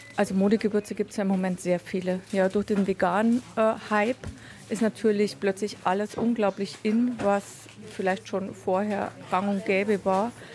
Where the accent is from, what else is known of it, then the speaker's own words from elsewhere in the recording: Munich, Bavaria, Germany; Bei uns in Bayern, in München